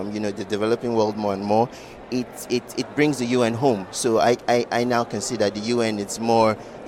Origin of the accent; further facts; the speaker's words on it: Nigeria; as a Nigerian young person